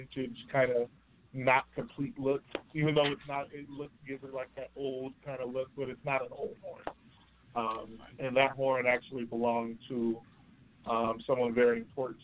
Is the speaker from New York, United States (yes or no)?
yes; Rochester, New York, United States; my hometown, Rochester, New York